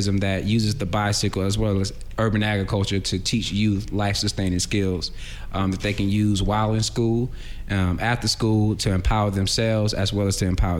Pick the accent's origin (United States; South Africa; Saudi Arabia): United States; Atlanta, Georgia; I'm born and raised in Atlanta.